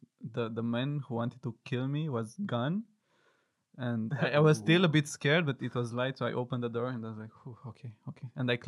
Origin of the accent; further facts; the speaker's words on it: Arad, Arad County, Romania; moved away; Yeah, so I am Romanian. I grew up with Colleen in Arad.